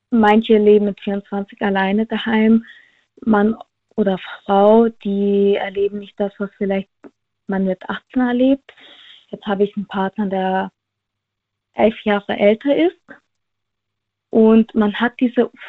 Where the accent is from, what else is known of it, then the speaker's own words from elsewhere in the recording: Villingen-Schwenningen, Baden-Württemberg, Germany; Äh, Flingen-Schwenningen.